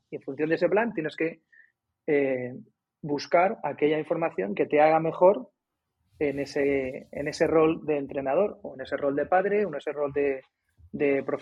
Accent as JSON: {"language": "Spanish", "town": "Cádiz", "region": "Andalusia", "country": "Spain", "said": "pero como vienes de fuera, oye, que vengo de Cádiz, pum, y quedas, ¿no?"}